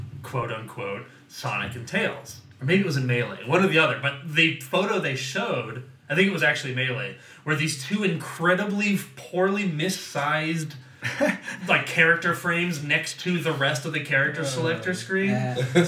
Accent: Virginia, United States; I'm from Virginia. We spent an absurd amount of time of elementary school history relearning Jamestown

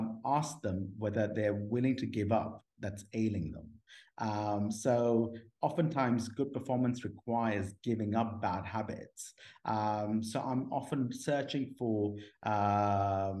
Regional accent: Pakistan; moved away; also born or lived in Washington, D.C., United States / Oxford, United Kingdom; I grew up in Pakistan, in an Islamic family background

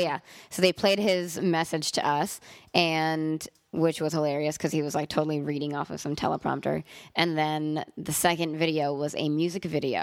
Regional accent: Los Angeles, California, United States; also born or lived in Montreal; I'm really from Los Angeles

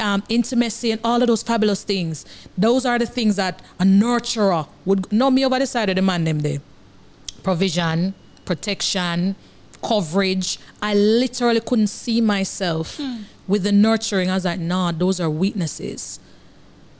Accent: Kingston, Kingston Parish, Jamaica; I grew up in Arnett Gardens

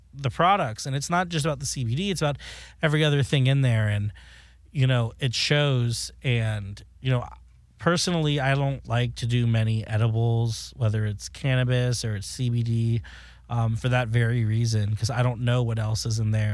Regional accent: South Florida, United States; now in Los Angeles, United States; I am from South Florida. I live in L A now

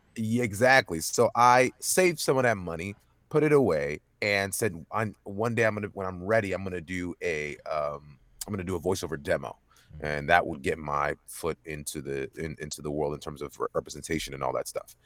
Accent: Dallas, Texas, United States; born and raised in Dallas, Texas

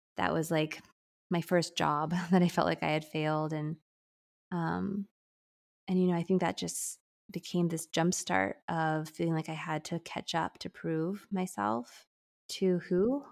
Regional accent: San Diego, California, United States; I'm born and raised in San Diego, California, and we live here now

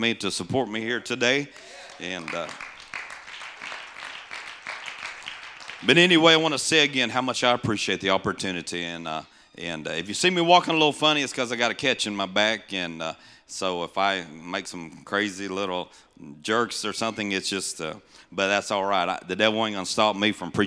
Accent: Tennessee, United States; also born or lived in Missouri; I'm just the country boy from Tennessee, originally from Missouri. Well, I was born in Tennessee, but lived here part of our life as a child

